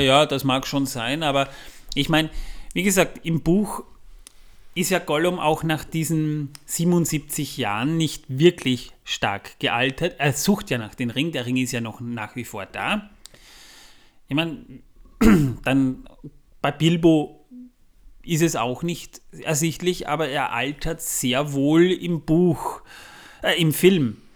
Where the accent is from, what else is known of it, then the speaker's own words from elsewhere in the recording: Austria; Da, wo ich herkomme, liegt noch viel mehr Schnee. Aber das ist für April nicht ganz ungewöhnlich, vor allem bei uns in Österreich nicht.